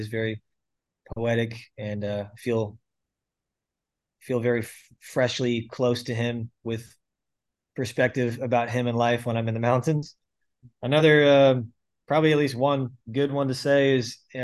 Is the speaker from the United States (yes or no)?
yes; St. Petersburg, Florida, United States; I grew up in St. Petersburg, Florida, born and raised. I'm still here, still pastoring here